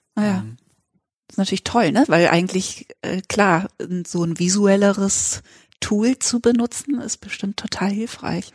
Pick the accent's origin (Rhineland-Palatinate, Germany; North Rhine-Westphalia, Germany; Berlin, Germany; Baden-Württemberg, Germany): Baden-Württemberg, Germany; Freiburg; also ich bin nicht in Freiburg geboren, aber in Freiburg aufgewachsen die ganze Schulzeit